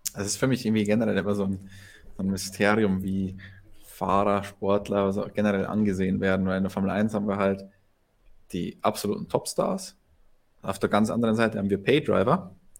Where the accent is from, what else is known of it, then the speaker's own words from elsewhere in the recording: Germany; Ich als Deutscher